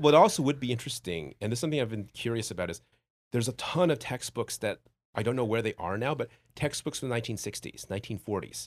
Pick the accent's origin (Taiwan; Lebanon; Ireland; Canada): Taiwan; I was born in Taiwan